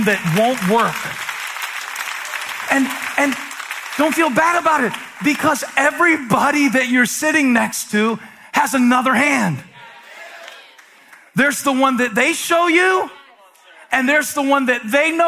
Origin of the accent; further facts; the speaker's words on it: Moncks Corner, South Carolina, United States; moved away; I'm from Monk's Corner, South Carolina